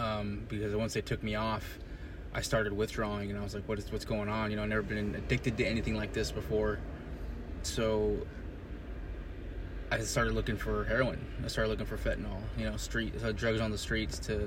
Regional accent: Bakersfield, California, United States; moved away as an adult; Bakersfield, California, my hometown

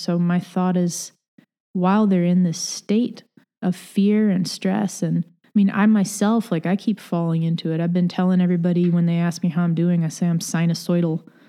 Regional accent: Batavia, New York, United States; also born or lived in Los Angeles, United States; So I grew up in Batavia. My dad works for the state, and he has for most of my life. Like, before that, my parents were both teachers in Southern California in the L.A. area, and I was there with them early in life

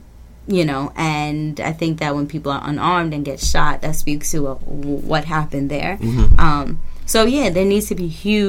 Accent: England, United Kingdom; He's my favorite. I'm English, so...

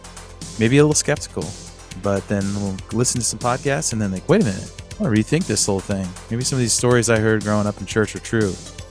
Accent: Sacramento, California, United States; now in Nashville, United States; We're California boys, too. I grew up in Sacramento.

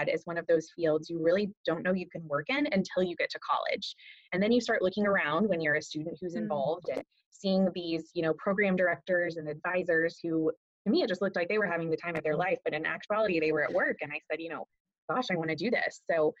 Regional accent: Fort Worth, Texas, United States; moved away as an adult; now in Dallas, United States; I am from Fort Worth originally, but have called Dallas home since 2012

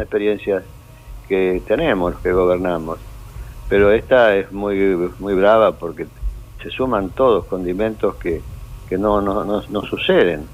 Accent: Buenos Aires, Argentina; also born or lived in Córdoba; soy nacido en Buenos Aires, pero concebido en Córdoba, en las sierras

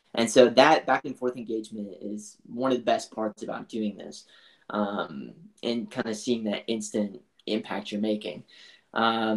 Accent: New Brunswick, Canada; now in Vancouver, Canada; We grew up in New Brunswick, which is on the east coast of Canada, in a really small farm town there. But more recently, I've been living in Vancouver

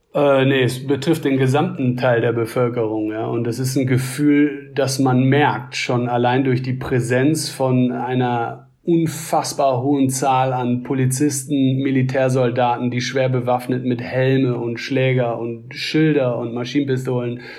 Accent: Germany

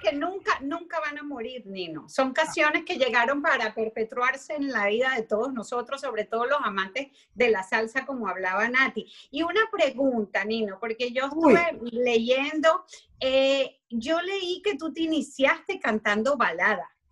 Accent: Venezuela

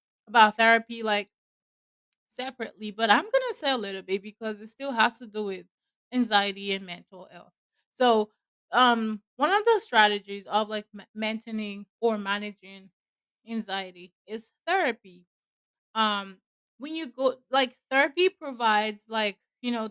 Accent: Nigeria; where I'm from, I'm a Nigerian

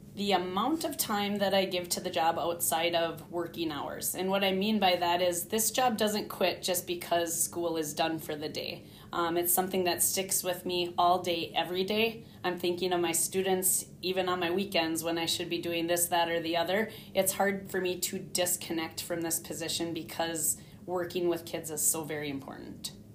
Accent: Hibbing, Minnesota, United States; also born or lived in Gaylord, Minnesota / Arlington, Minnesota; now in Grand Rapids, United States; I was born in Hibbing, Minnesota, which is a town close to Grand Rapids, and I went through grade school, high school, everything there in Hibbing

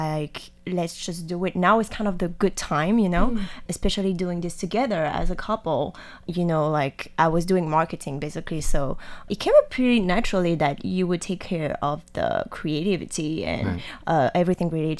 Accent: France; now in Taiwan; I'm from France

